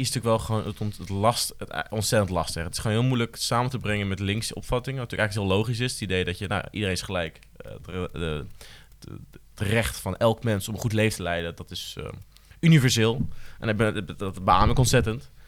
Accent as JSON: {"language": "Dutch", "region": "Utrecht", "country": "Netherlands", "said": "Ik voel me Utrechter"}